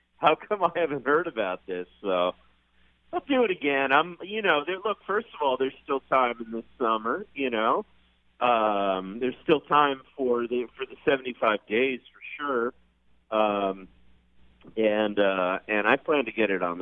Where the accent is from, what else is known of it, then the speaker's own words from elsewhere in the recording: New York, United States; the only dummy from New York.